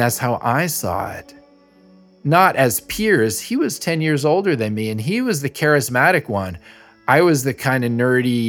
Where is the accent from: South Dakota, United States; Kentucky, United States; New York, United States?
New York, United States; New York City; I'm from Little Neck, Queens, New York